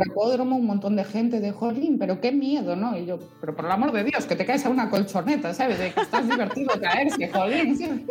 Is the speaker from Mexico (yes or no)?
no; Vigo area, Galicia, Spain; mi tierra es un lujo para eso